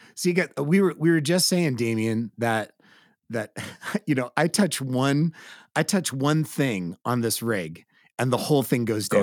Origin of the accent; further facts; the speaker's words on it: California, United States; California, born and raised